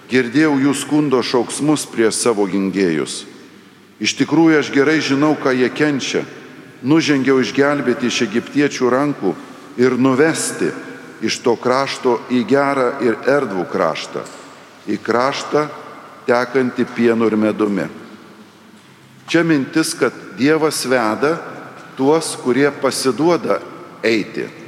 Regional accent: Lithuania; Dažnai mes, lietuviai, prisimename sovietmetį

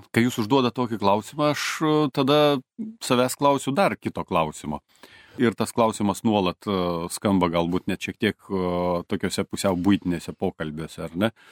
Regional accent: Kaunas, Kaunas County, Lithuania; kaip Kaunietis, Kauniškis

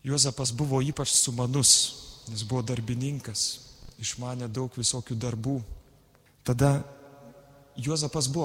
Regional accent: Lithuania; mes lietuviai gal dažnai tylime

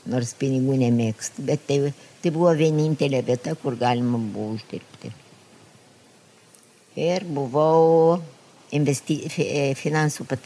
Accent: Lithuania; moved away as an adult; now in Israel; bet aš esu iš Lietuvos, kuri yra okupuota.

